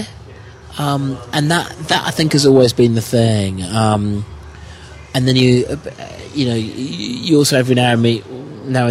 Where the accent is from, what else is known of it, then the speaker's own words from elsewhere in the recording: Oakley, South East England, United Kingdom; Grew up in the UK, in a little village called Oakley